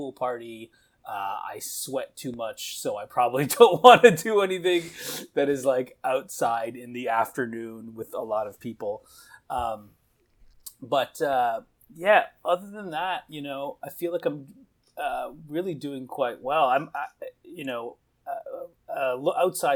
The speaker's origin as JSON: {"language": "English", "country": "Canada", "said": "I'm from Canada. And so, you know, the summertime in Canada is very, like, social."}